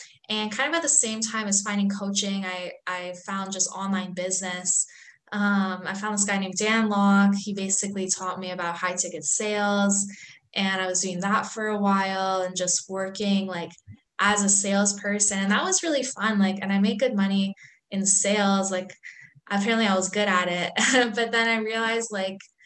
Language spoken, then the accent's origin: English; Canada; also born or lived in Iran; I was born in Iran, so I'm actually Iranian by heritage. And I grew up in Canada